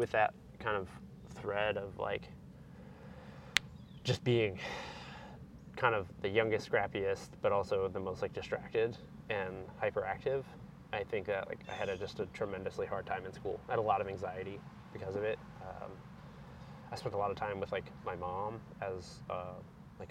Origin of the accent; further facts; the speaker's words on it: outside of Pensacola, Northwest Florida, United States; I grew up in Northwest Florida, pretty rural area outside of Pensacola